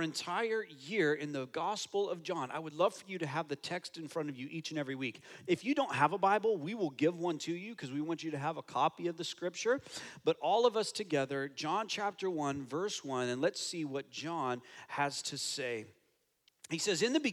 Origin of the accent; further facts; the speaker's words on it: United States; now in Toronto, Canada; I'm American